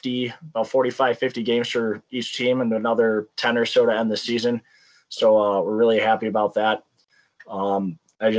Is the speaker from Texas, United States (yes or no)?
no; Indiana, United States; now in Alexandria, Minnesota, United States; I'm originally from Indiana